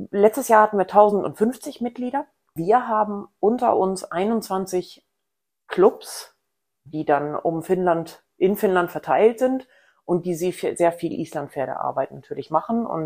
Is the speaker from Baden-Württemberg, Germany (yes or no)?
no; Rellingen, Schleswig-Holstein, Germany; Ich komme aus der Nähe von Hamburg, genau gesagt aus Relling oder Egenbüttel, aber das kennt bestimmt keiner